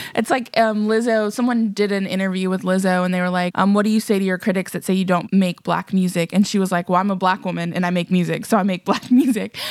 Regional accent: Texas, United States; I'm from Texas. I went to Texas A and M

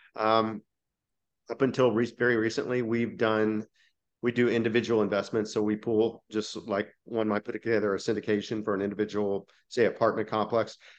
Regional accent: Dallas, Texas, United States; I'm from Dallas, Fort Worth

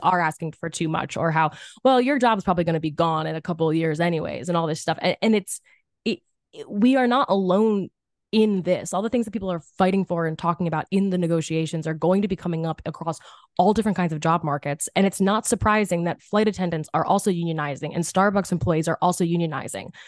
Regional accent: Philadelphia, Pennsylvania, United States; I'm from Philly, public school system

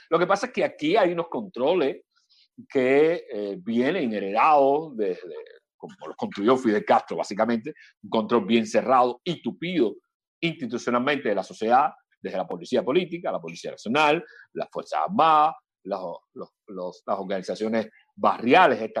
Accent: Cuba; Ustedes desde ahí interesados, afortunadamente, desde allá en los asuntos nuestros como cubanos

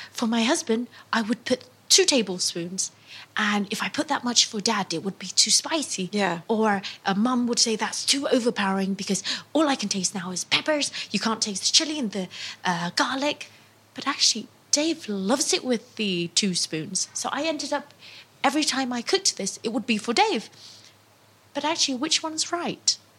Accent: Mekong Delta, Vietnam; now in London, United Kingdom; we're from the Mekong Delta, which means everything is a bit sweeter

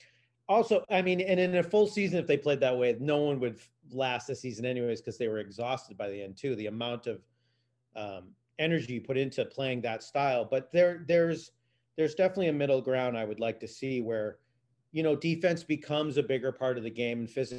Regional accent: Western Massachusetts, United States; moved away as an adult; now in Los Angeles, United States; I played some ball growing up in Western Massachusetts. I went to a Catholic high school

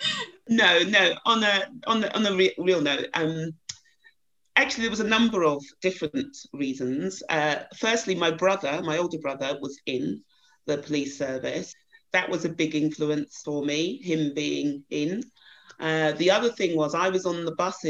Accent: Croydon, London, United Kingdom; So I was brought up in Croydon, a little place just outside the town, outside London, local Croydon. So I was born and bred there

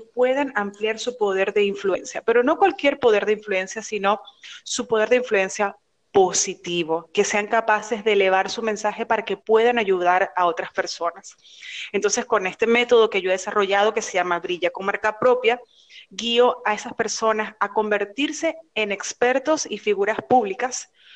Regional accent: Venezuela; now in Miami, United States; Yo soy venezolana, estoy residenciada en Miami

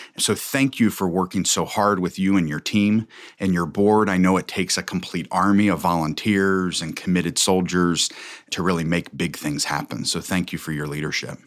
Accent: Covington, Kentucky, United States; I was born and raised in Covington

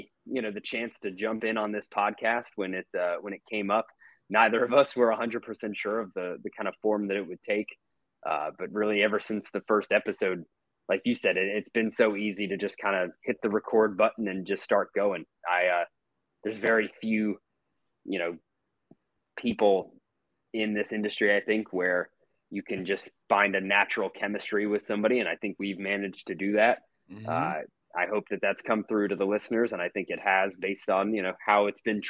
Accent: Atlanta, Georgia, United States; also born or lived in Oxford, Mississippi / Jackson, Mississippi; growing up here. You know, I moved here when I was 3 years old

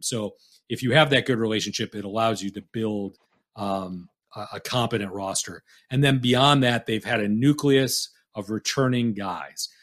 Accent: Detroit, Michigan, United States; now in Fort Wayne, United States; I grew up in the Detroit area

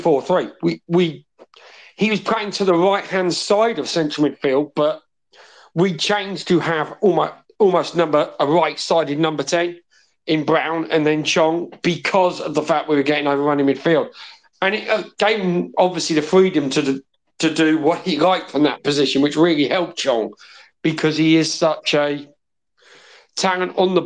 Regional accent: Wales, United Kingdom; as a Welshman

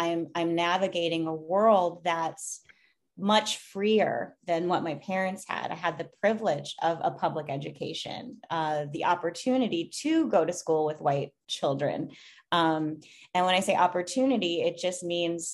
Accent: Minnesota, United States; growing up in Minnesota, I grew up in a predominantly white suburb.

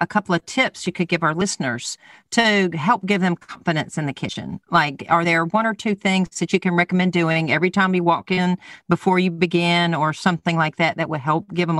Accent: the South, United States; I'm from the South

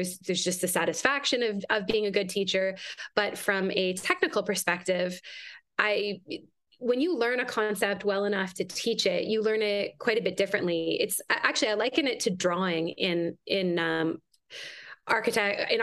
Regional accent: Canada; moved away as an adult; now in United States; I'm Canadian originally, and I've been in the United States for a long time

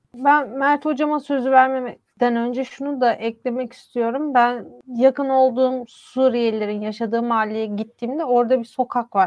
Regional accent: Istanbul, Turkey; Benim ailem bir asırdır İstanbul'da yaşıyor ve bir Balkan mübadele daha önce de söylediğim gibi ve ben memleketimi sorduklarında İstanbul diyorum.

